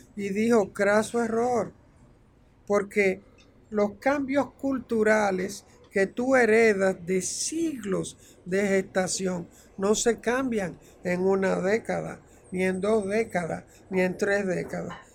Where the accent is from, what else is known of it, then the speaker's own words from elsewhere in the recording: Santiago de los Caballeros, Santiago, Dominican Republic; moved away as an adult; nosotros además como eh, dominicanos